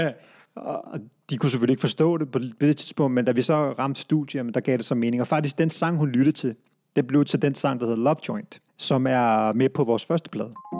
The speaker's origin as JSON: {"language": "Danish", "town": "Brøndby", "region": "Capital Region of Denmark", "country": "Denmark", "tie": "born or raised there", "said": "vi flyttede til Brøndby Strand, før det, anede jeg ikke, at jeg var pakistansk oprindelse"}